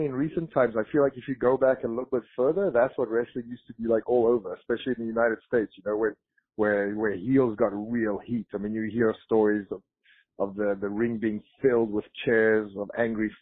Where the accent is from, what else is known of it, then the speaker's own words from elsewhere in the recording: South Africa; moved away as an adult; also born or lived in Florida; I grew up in South Africa